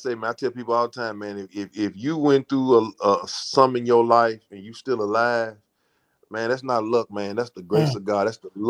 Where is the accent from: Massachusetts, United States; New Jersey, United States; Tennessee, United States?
Tennessee, United States; Memphis; No, Memphis is not, you know, a lot of people, they come down here, and even from back in the days, they pretty much know the business now